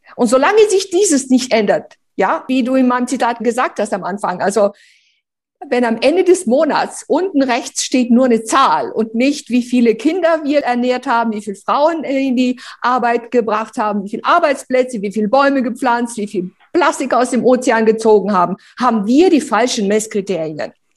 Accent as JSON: {"language": "German", "country": "Romania", "tie": "born or raised there", "moved": "yes", "lives_now": "Germany", "said": "ich bin ja bitterarm in Rumänien aufgewachsen"}